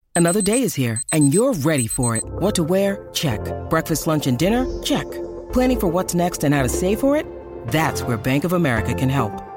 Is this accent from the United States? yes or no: no; Vancouver, British Columbia, Canada; I was born in Vancouver, British Columbia, Canada